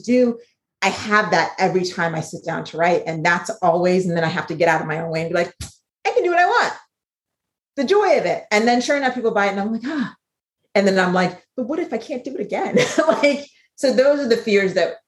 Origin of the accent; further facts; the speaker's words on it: Ghana; being from Ghana